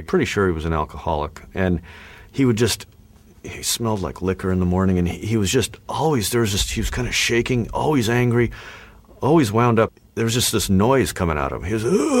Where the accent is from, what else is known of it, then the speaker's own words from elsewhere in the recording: Albuquerque, New Mexico, United States; I grew up in Albuquerque, New Mexico